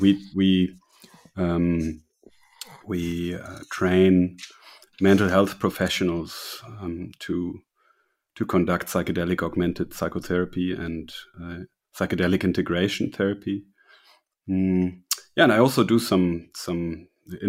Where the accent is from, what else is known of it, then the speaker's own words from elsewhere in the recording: Germany; also born or lived in Berlin; I'm from Germany. I live in Berlin